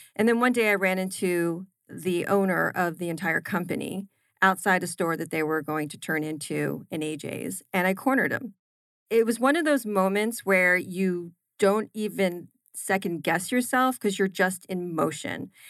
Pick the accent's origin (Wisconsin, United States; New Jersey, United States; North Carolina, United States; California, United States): New Jersey, United States; also born or lived in Philadelphia; I grew up in New Jersey, had my formative years there